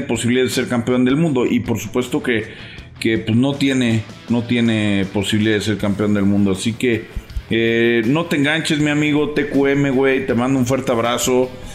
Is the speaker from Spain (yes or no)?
no; Venezuela; now in Dallas, United States; desde aquí, desde Dallas. Soy venezolano.